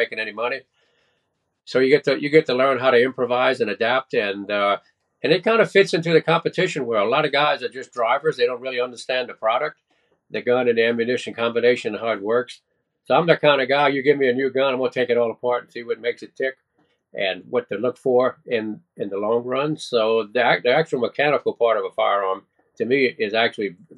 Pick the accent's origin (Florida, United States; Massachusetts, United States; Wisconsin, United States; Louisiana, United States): Louisiana, United States; South; also born or lived in Texas; Well, I was actually born in Texas, and I stayed there for every bit of a week. And then my folks moved into Louisiana. So I was raised in South Louisiana.